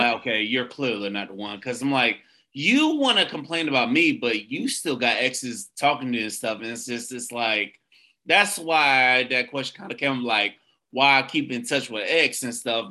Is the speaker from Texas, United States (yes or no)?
no; Tampa, Florida, United States; I'm from Tampa, the Tampa area